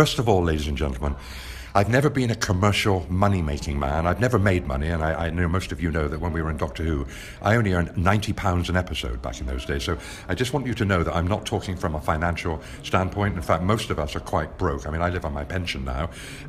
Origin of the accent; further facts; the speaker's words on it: England, United Kingdom; I'm an Englishman.